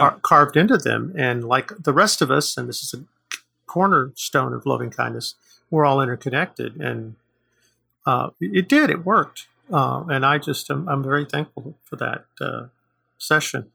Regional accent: United States; I'm Native American

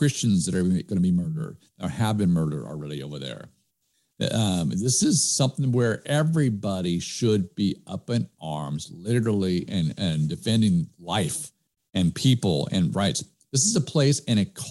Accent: United States; we as American people

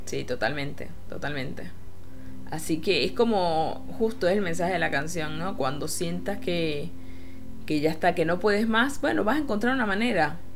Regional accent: Venezuela; moved away; como venezolana

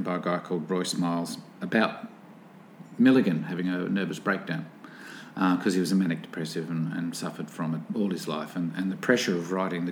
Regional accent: Newcastle, New South Wales, Australia; I was born here in Newcastle, in New South Wales.

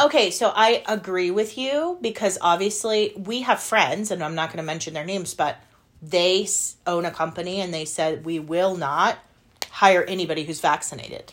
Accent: United States; as an American

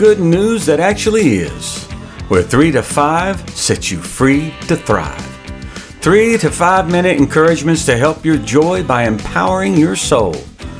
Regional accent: United States; I'm an American

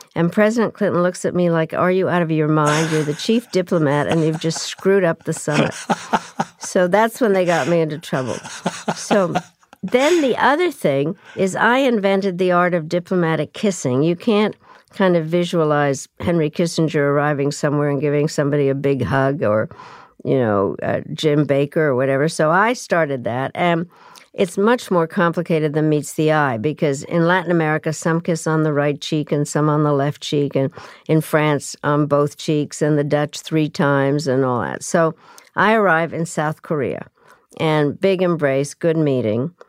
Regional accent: Czechia; moved away; also born or lived in Yugoslavia; I was born in Czechoslovakia

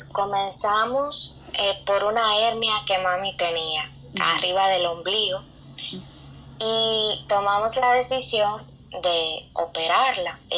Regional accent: San Pedro de Macorís, Dominican Republic; soy dominicana. eh, en la provincia de San Pedro de Macorís. Y nada, soy hija de Dios

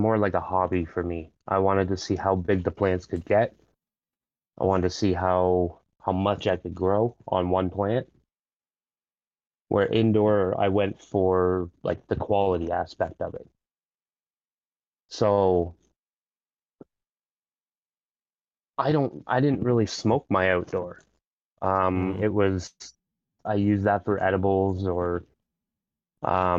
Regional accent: Ontario, Canada; I'm from Ontario, Canada

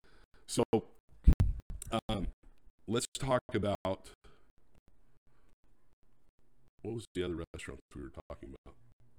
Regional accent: Southern United States, United States; I'm a Southerner.

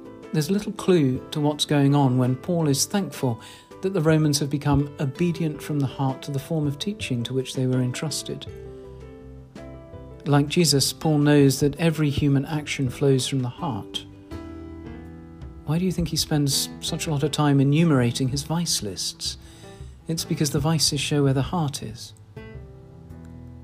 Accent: RP, England, United Kingdom; accent: RP; My unfashionable RP accent

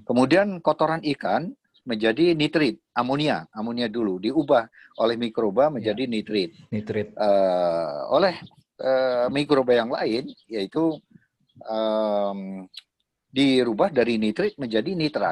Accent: Surakarta, Central Java, Indonesia; also born or lived in Tawangmangu; saya lahir di Solo

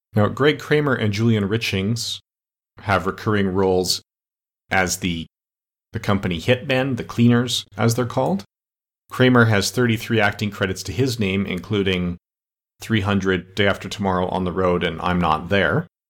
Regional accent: Canada; I'm Canadian

